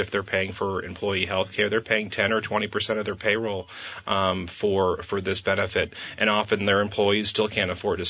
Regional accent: New Hampshire, United States; moved away as an adult; now in Vermont, United States; I grew up in New Hampshire, moved to Vermont a little over 20 years ago.

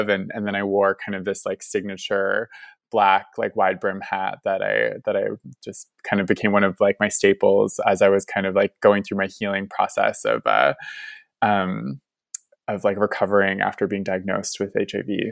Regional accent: Nova Scotia, Canada; growing up in Nova Scotia

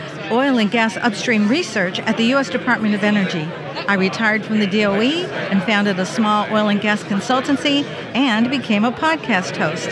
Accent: California, United States; I'm from California.

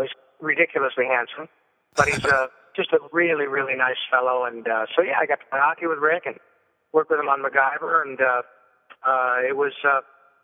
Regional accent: Michigan, United States; now in Los Angeles, United States; I grew up in Michigan, played a lot of hockey

